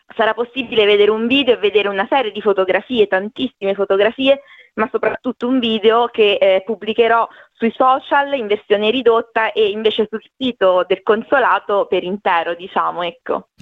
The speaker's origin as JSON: {"language": "Italian", "town": "Ascoli Piceno", "region": "Marche", "country": "Italy", "moved": "as an adult", "lives_now": "Brisbane, Australia", "said": "loro come me sono di Ascoli Picciano"}